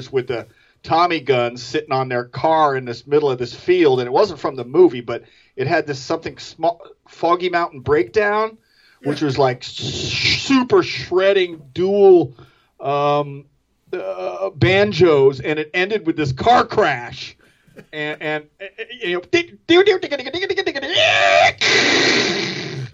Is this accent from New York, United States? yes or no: yes; Orange County, New York, United States; moved away as an adult; also born or lived in Rhode Island; I was from Orange County, New York